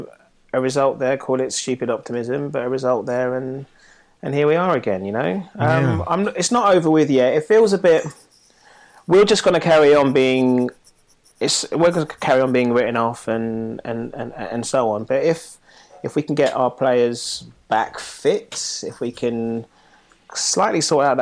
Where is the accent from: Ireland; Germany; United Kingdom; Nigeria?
Nigeria; being Nigerian